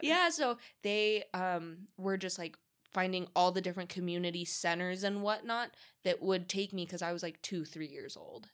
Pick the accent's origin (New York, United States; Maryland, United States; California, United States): California, United States; San Diego; moved away as an adult; also born or lived in Los Angeles; now in Las Vegas, United States; I grew up predominantly in San Diego